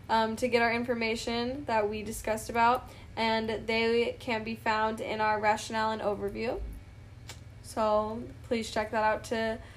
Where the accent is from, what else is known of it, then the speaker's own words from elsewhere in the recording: Washington, United States; I'm actually from Washington? Yeah. So I wow. live by Hanford.